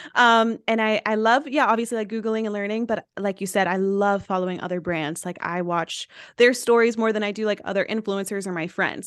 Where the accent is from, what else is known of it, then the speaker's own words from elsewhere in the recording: East Tennessee, United States; I went to a small school, I'm from East Tennessee, so YouTube was not a thing